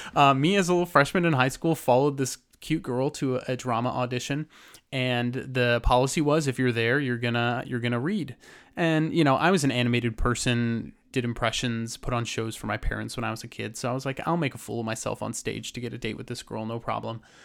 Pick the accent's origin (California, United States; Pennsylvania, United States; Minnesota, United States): California, United States; Lake Arrowhead; So I grew up in Lake Arrowhead, California, in the mountains of San Bernardino